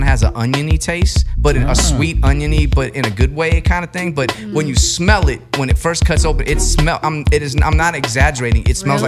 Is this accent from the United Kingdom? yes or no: no; Guam; I'm from Guam